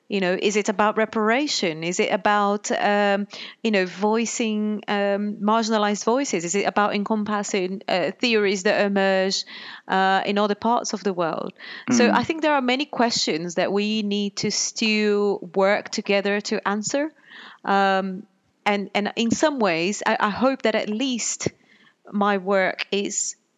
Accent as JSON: {"language": "English", "region": "Pernambuco", "country": "Brazil", "tie": "born or raised there", "moved": "as an adult", "lives_now": "United Kingdom", "said": "I grew up in Brazil, and when I was a teenager, back in the 90s, there was a police strike in Pernambuco, where my family lived"}